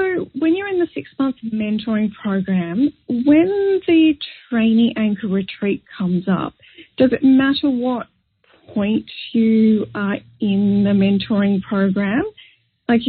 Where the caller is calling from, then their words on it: Sydney, New South Wales, Australia; I'm calling from Sydney, Australia